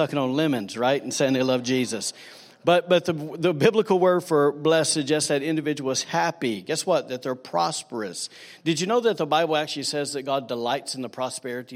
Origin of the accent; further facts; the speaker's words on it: Alabama, United States; now in Rockport, United States; I'm from Manpodunk, Redneck, Alabama